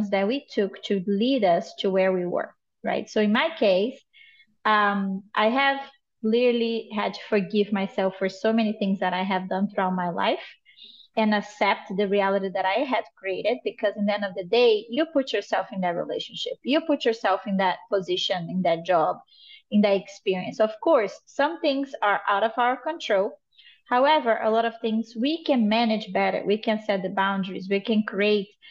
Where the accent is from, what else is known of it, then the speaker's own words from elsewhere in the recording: Brazil; moved away as an adult; now in United States; I am originally from Brazil. I live in the United States for the past 10 years.